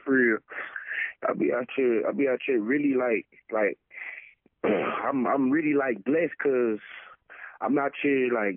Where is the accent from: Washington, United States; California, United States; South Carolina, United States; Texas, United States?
Texas, United States; Dallas; I'm from Dallas